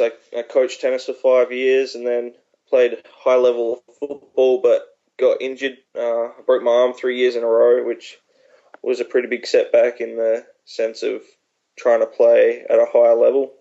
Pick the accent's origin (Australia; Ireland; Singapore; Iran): Australia; moved away as an adult; also born or lived in Maryland; I spent my first 20 years in Australia, so um, my whole family lives there